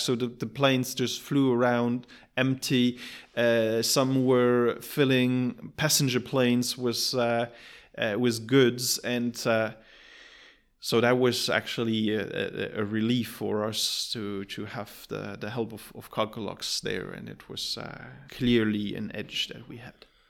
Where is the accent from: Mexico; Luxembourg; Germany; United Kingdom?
Luxembourg; moved away; also born or lived in Shanghai; I'm from Luxembourg